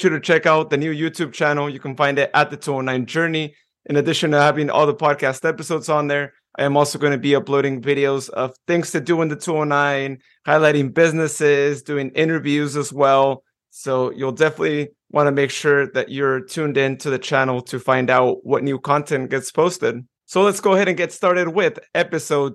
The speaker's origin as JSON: {"language": "English", "area": "near Patterson", "region": "California", "country": "United States", "tie": "born or raised there", "said": "I grew up near Patterson"}